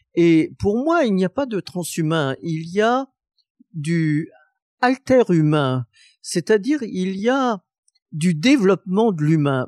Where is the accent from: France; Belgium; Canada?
France; Saint-Étienne, Auvergne-Rhône-Alpes; Saint-Étienne ma ville natale